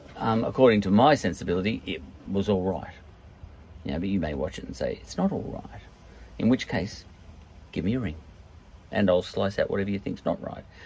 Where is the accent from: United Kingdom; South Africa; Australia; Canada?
Australia; I come from Australia